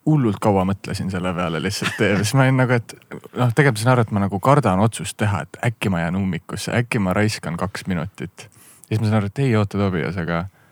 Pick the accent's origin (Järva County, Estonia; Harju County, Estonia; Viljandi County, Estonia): Viljandi County, Estonia; Viljandi; also born or lived in Amsterdam, Netherlands; now in Tallinn, Estonia; ma olen ise Viljandist pärit